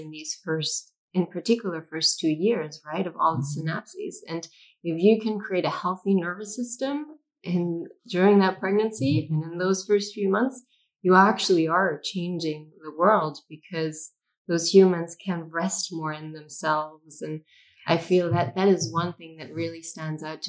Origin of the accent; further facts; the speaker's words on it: Germany; I was born in Germany onto a land that has quite horrible history